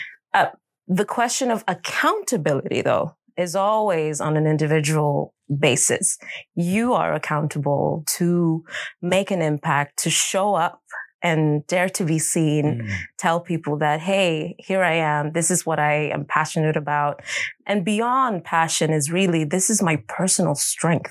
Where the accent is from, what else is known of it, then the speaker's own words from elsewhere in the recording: Stockholm, Stockholm County, Sweden; I'm born and raised in Stockholm